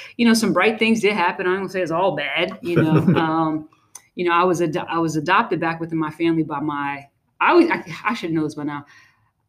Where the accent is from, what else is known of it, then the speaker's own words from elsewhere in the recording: New York City, New York, United States; I grew up in Brooklyn, New York